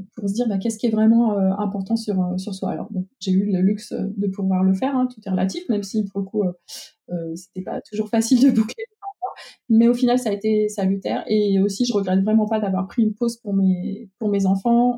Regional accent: Lyon, Auvergne-Rhône-Alpes, France; also born or lived in Ambérieu-en-Bugey area; je suis lyonnaise aussi

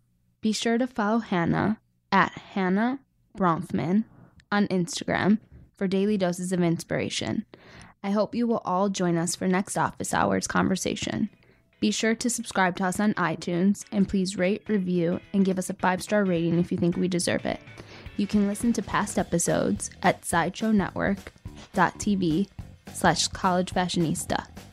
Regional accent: Chicago, Illinois, United States

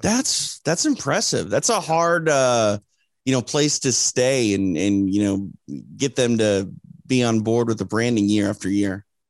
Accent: Midwest, United States; I'm from the Midwest

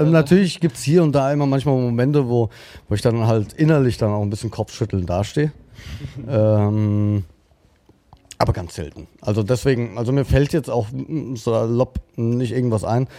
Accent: Frankfurt, Hesse, Germany; ich bin Frankfurter Bub

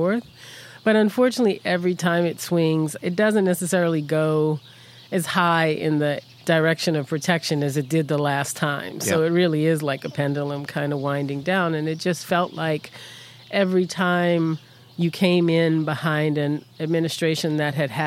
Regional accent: New Orleans, Louisiana, United States; moved away; also born or lived in Philadelphia / New Jersey; brought back to New Orleans. So to me, New Orleans is home.

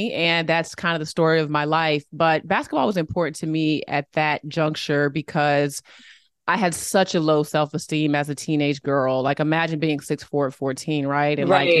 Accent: Boston, Massachusetts, United States; born there; I was born in Boston. My parents were obsessed with Harvard.

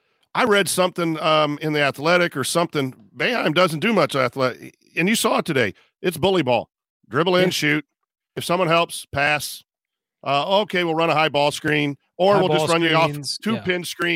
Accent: Kokomo, Indiana, United States; even though I'm from Kokomo.

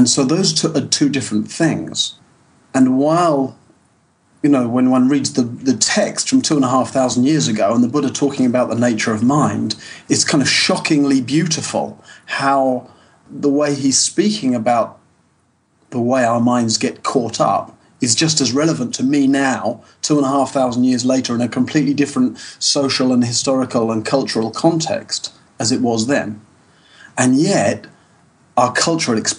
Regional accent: United Kingdom; moved away as an adult; also born or lived in Southwest France; now in France; I'm British originally.

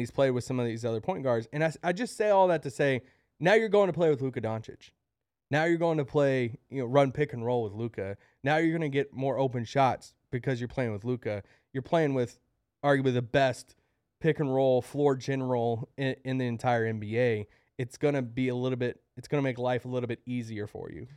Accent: Kentucky, United States; I'm from Kentucky

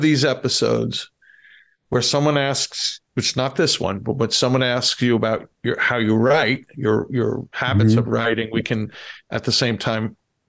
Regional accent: Annapolis, Maryland, United States; As a Navy brat, I was born in Annapolis and lived a large part of my childhood there.

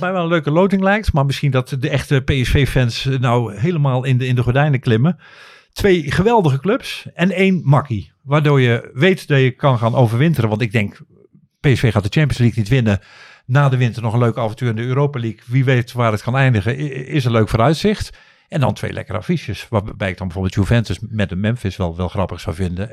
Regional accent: Netherlands; ik kom uit Nederland

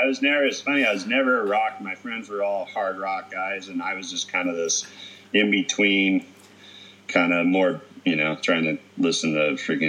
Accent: Mendota, California, United States; moved away; growing up in Mendota, you know, by Fresno, it's, you know, 110, 105 degrees.

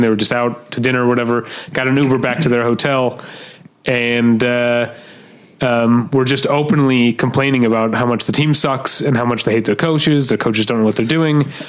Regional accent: St. Louis, Missouri, United States; I'm from St. Louis.

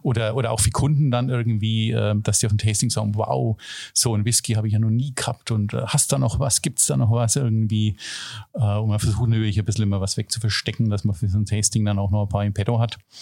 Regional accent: Germany; als Deutscher

